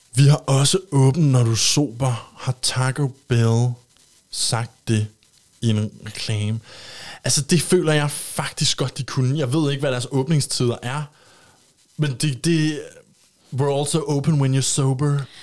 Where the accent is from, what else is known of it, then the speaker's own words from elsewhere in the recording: Copenhagen, Capital Region of Denmark, Denmark; nu er jeg fra København